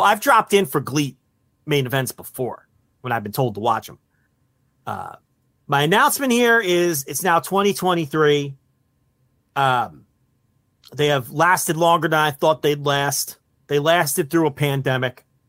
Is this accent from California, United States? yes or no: no; New Jersey, United States; I'm from Jersey. I know every hustle